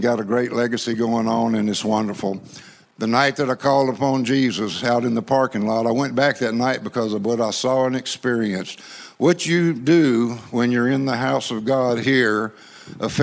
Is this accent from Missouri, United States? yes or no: no; Louisiana, United States; accent: gumbo French and East Texas hick; I grew up in Louisiana, so I speak gumbo French and East Texas hick